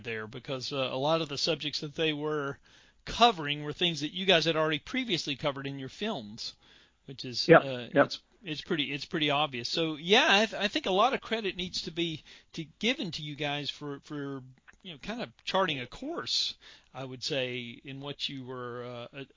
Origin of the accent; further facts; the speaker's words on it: Charlotte, North Carolina, United States; I grew up in the Charlotte, North Carolina area